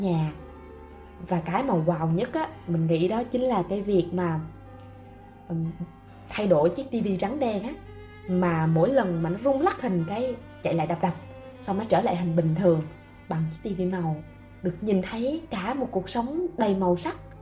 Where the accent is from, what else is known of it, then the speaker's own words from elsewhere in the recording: Ho Chi Minh City, Vietnam; mình sinh ra và lớn lên tại thành phố Hồ Chí Minh từ Sài Gòn mặc dù ba mẹ mình không phải là gốc gác tại đây